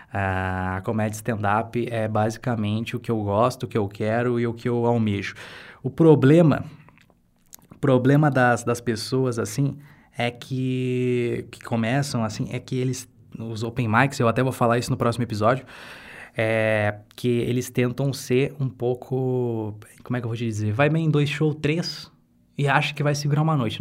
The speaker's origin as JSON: {"language": "Portuguese", "town": "Santa Maria", "region": "Rio Grande do Sul", "country": "Brazil", "said": "eu sou do Rio Grande do Sul, eu sou de Santa Maria e aqui onde eu moro é uma cidade com aproximadamente 300 mil habitantes."}